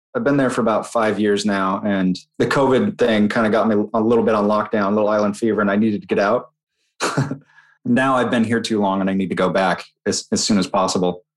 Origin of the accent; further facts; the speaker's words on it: Utah, United States; moved away; growing up in Utah